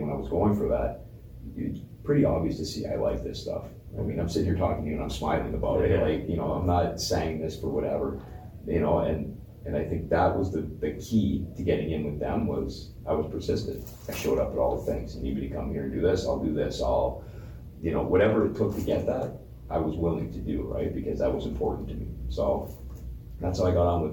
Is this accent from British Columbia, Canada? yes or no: no; Windsor, Ontario, Canada; I am from Windsor